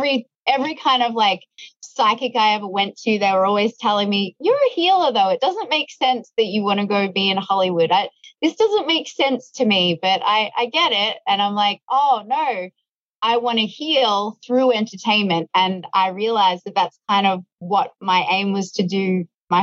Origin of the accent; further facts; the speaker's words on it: Melbourne, Victoria, Australia; I grew up sort of in the suburbs of Melbourne